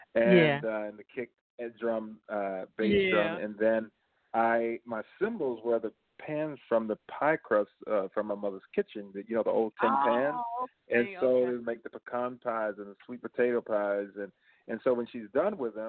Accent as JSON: {"language": "English", "town": "Manchester", "region": "Georgia", "country": "United States", "tie": "born or raised there", "moved": "yes", "lives_now": "St. Petersburg, United States", "said": "growing up in Georgia"}